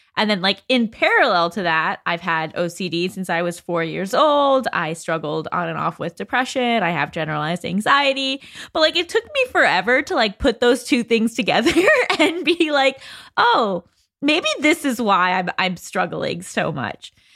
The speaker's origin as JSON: {"language": "English", "area": "Westchester", "region": "New York", "country": "United States", "moved": "as an adult", "lives_now": "Los Angeles, United States", "said": "I'm from Westchester, New York, but I've lived in L A since I was eighteen"}